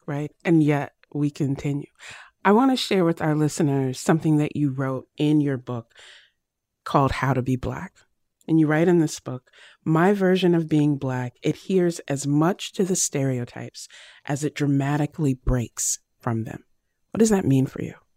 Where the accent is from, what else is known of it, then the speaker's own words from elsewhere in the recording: Virginia, United States; as a kid growing up in Virginia